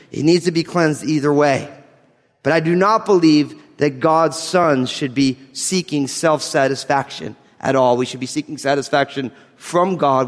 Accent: New Jersey, United States; I'm from New Jersey

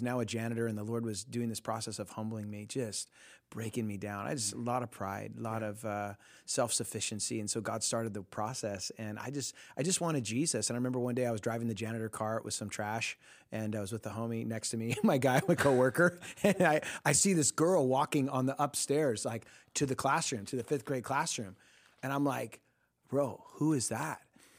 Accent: Costa Mesa, California, United States; Yeah, I'm from Costa Mesa area. That's where I grew up

